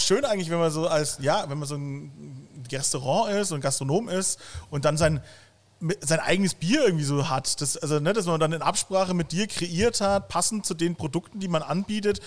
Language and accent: German; Bavaria, Germany; now in Cologne, Germany; als Bayer